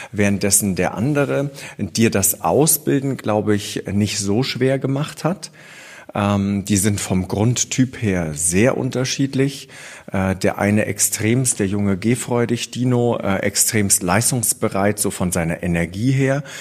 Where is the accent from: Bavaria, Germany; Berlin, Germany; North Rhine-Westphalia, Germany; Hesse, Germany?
Bavaria, Germany; born there; Ich bin gebürtig aus dem Allgäu und ähm, da war mit Pferdezucht und Dressurreiten nicht ganz so viel los. Deswegen bin ich etappenweise immer mehr in den Norden.